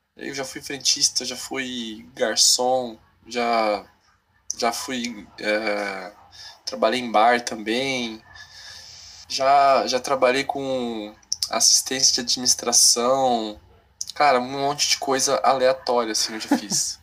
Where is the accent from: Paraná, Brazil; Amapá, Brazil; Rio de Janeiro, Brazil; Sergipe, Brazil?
Paraná, Brazil; moved away as an adult; also born or lived in São Paulo / Porto Alegre; now in Cascavel, Brazil; nasci em São Paulo, fui criado no Paraná